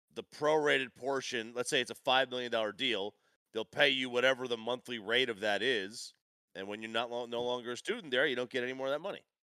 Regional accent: New Jersey, United States; I grew up in New Jersey

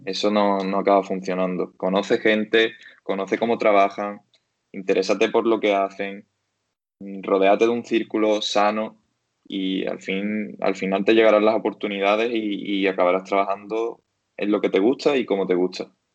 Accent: Algeciras, Andalusia, Spain; also born or lived in Seville; en mi casa de Algeciras, yo soy de Algeciras.

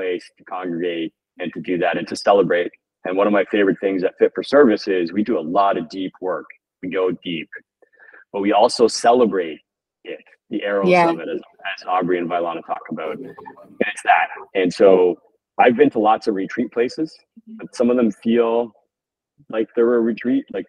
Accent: Toronto, Ontario, Canada; growing up in Toronto

